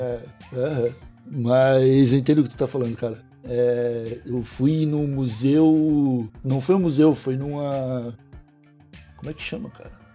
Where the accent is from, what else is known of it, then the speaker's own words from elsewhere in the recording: Brazil; a gente nasceu no Brasil